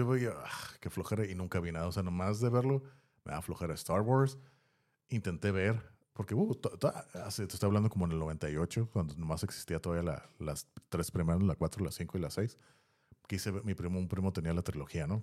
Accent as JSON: {"language": "Spanish", "town": "Tijuana", "region": "Baja California", "country": "Mexico", "tie": "born or raised there", "said": "estaba morro en los, a mediados de los noventas, incluso principios de los noventas, aquí en la área donde estamos, de Tijuana"}